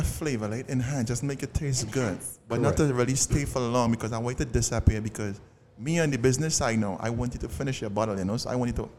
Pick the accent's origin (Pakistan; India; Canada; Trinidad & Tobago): Trinidad & Tobago; accent: Trini; now in United States; from Trinidad and Tobago.